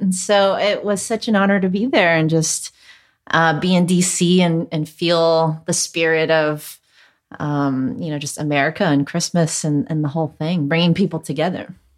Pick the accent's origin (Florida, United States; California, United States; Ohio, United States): California, United States; Hacienda Heights; first language Cantonese; English is a second language; I actually grew up in Hacienda Heights, which nobody knows about where that is, but it's a little further east of San Gabriel.